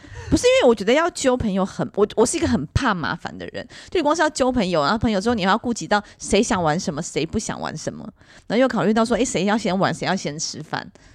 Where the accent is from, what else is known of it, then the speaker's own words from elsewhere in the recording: Miaoli County, Taiwan; 我是苗栗人